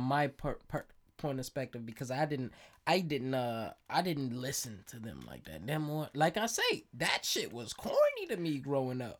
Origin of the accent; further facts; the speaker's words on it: Chicago, Illinois, United States; I am, I am from Chicago